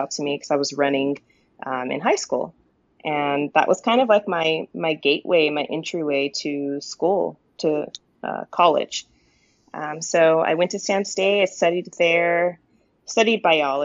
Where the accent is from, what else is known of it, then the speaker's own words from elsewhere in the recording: Modesto, California, United States; now in Turlock, United States; I grew up in Modesto specifically. I live in Turlock now. But I grew up in Modesto, went to school there.